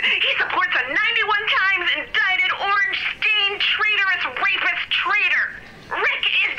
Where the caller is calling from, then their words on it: Orlando, Florida, United States; Hello, I'm calling from Orlando, Florida